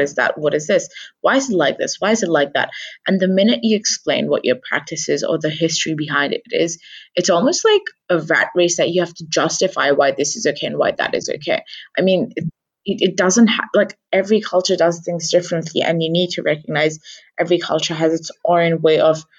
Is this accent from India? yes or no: yes; India; essentially I as an Indian woman have had to justify through 300 years of colonialism